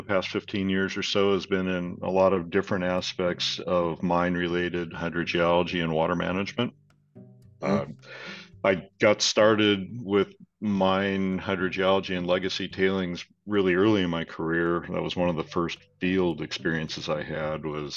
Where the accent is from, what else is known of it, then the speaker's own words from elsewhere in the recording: Minnesota, United States; moved away as an adult; also born or lived in Miami / Wisconsin; now in Brisbane, Australia; I grew up in Minnesota, I guess, by background